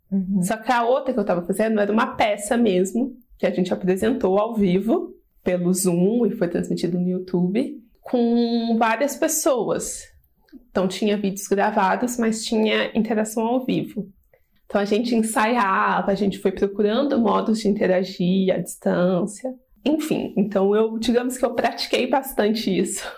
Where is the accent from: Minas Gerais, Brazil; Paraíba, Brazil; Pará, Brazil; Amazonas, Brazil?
Minas Gerais, Brazil; Poços de Caldas; moved away as an adult; now in São Paulo, Brazil; sou de Poços de Caldas, Minas Gerais, mas moro aqui em São Paulo há 7 anos já